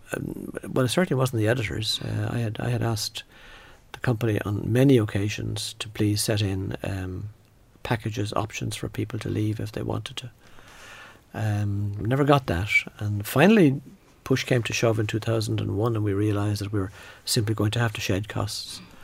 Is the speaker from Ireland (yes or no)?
yes; Midlands, Ireland; I grew up in the Midlands